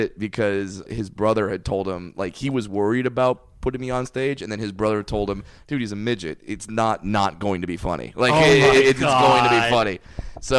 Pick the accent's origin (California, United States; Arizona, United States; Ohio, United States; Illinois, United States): California, United States; Orange; I grew up in Orange, California